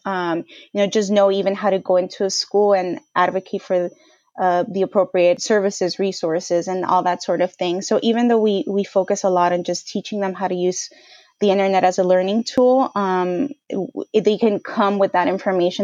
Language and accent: English; Bell Gardens, California, United States; also born or lived in Boston; was born and bra-, raised in L A, specifically Bell Gardens in Southeast L A.